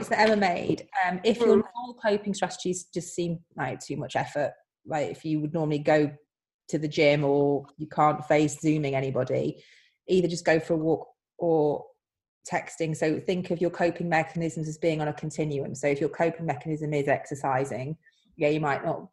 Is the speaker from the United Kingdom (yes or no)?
yes; United Kingdom; As British people